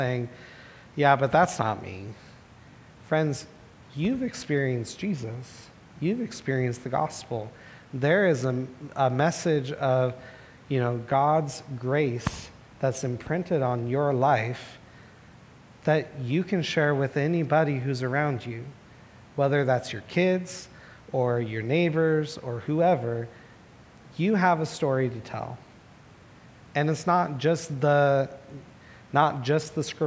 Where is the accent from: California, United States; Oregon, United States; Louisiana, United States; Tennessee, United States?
Oregon, United States; Portland; Growing up in Southeast Portland